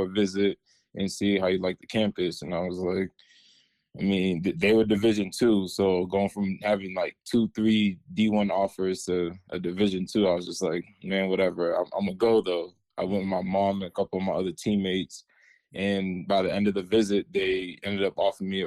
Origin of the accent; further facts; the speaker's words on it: Randolph, Massachusetts, United States; I'm from Randolph, Massachusetts. It's a small town south of Boston.